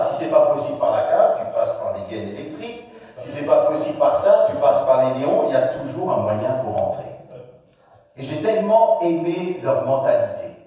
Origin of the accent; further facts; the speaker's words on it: France; Chez nous en France